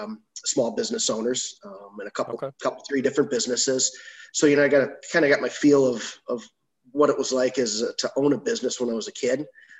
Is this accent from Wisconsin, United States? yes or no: yes; Waukesha, Wisconsin, United States; I was back in Waukesha, Wisconsin is where I grew up. Lived there, you know, until I went off to college.